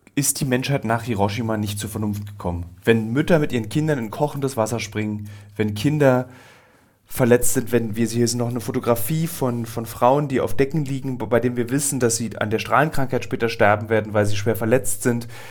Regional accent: Berlin, Germany; Ich als Berliner

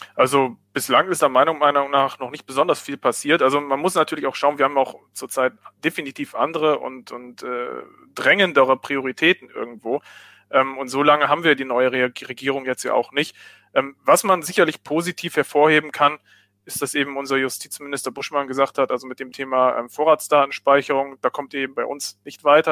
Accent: Germany; bei uns in Deutschland

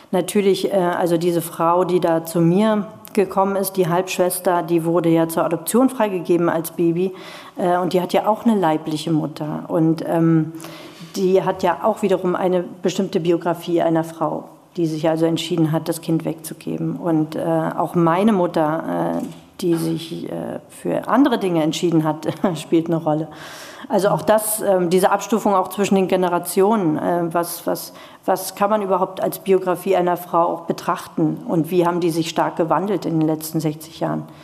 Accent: East Germany, Germany; weil ich in einer Garnisonsstadt aufgewachsen bin in der DDR

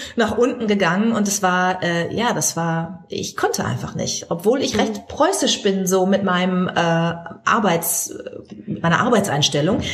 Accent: Germany; Bei uns in Deutschland

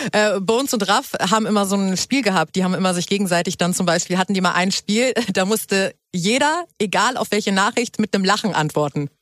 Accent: Hamburg, Germany; moved away as an adult; now in Berlin, Germany; du kommst ja genauso wie ich aus Hamburg. Yes. Wir sind ja Hamburger

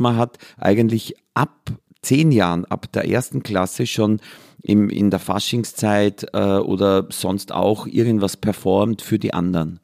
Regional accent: Austria; ich bin an der Grenze von drei Vierteln aufgewachsen, nämlich Waldviertel, Mostviertel und Mühlviertel

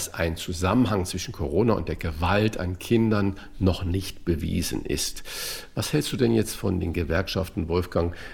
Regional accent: Saarland, Germany; born there; Ich weiß noch genau, im Saarland war. Eine riesige, ich bin ja gebürtiger Saarländer, eine riesige Überschrift in der Zeitung.

